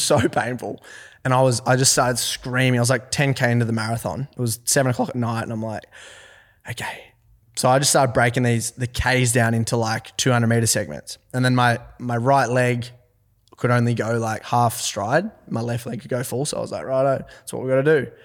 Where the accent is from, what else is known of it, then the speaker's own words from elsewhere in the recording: Forbes, New South Wales, Australia; also born or lived in Orange, New South Wales; I'm from Forbes, New South Wales.